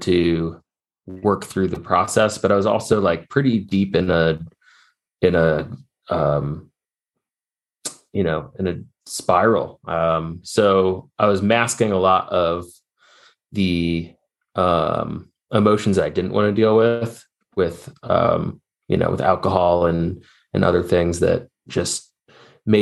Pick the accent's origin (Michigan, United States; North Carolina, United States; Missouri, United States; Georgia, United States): Missouri, United States; St. Louis; now in Asheville, United States; I grew up in St. Louis, Missouri